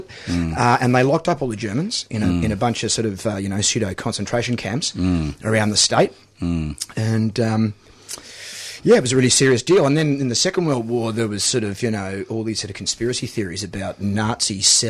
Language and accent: English; Tanunda, South Australia, Australia; I grew up in the Barossa Valleys going to the Murray River to Blanchetown on the Murray with my dad